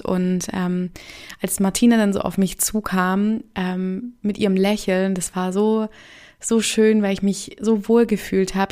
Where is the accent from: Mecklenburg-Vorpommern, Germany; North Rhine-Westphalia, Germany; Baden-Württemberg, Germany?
Baden-Württemberg, Germany; Stuttgart; ich komme aus Stuttgart